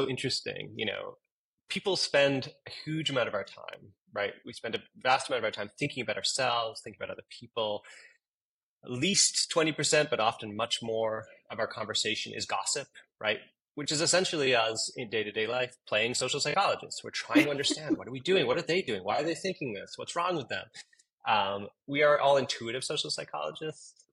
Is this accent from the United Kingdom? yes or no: no; Canada; moved away as an adult; also born or lived in Toronto / Eastern Pennsylvania; now in United States; I'm Canadian. I got my PhD at the University of Toronto, but I've lived in the United States now for about 12 years